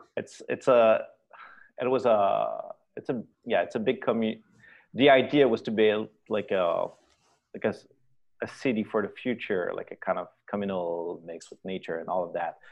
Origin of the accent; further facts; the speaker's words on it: Quebec City, Quebec, Canada; also born or lived in Inverness, Quebec; the factory in my hometown in Quebec City